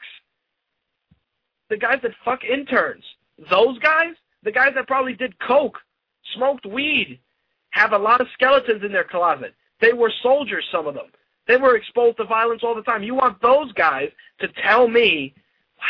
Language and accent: English; New York City, New York, United States; I grew up in the Bronx during the 80s when crack was prevalent